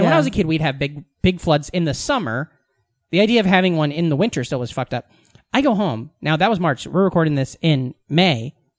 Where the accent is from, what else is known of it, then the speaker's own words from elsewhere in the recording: Iowa, United States; moved away as an adult; now in New York, United States; Because I grew up in a small Iowa town, you know?